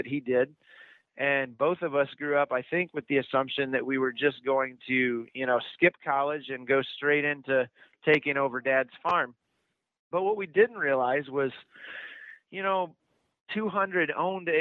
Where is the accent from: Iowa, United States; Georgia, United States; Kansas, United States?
Iowa, United States; I went to the University of Iowa